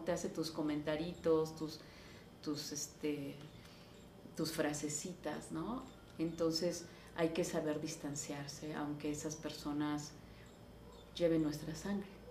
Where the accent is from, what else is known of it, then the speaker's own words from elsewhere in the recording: Taxco, Guerrero, Mexico; yo nací en Tasco